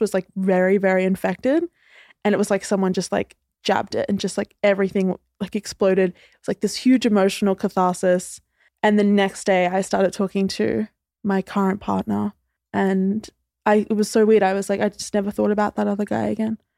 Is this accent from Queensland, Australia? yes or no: yes; Queensland, Australia; now in Sydney, Australia; originally I'm from Queensland, but I now live in Sydney